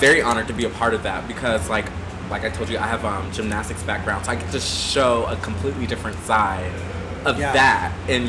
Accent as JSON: {"language": "English", "town": "Panama City", "region": "Florida", "country": "United States", "tie": "born or raised there", "moved": "yes", "said": "I'm originally from Panama City, Florida. It's a small town in the Panhandle. It's like kind of by Tallahassee. It's very, you know, very super redneck. Mm-hmm. But it was crazy because I grew up as a pastor's son."}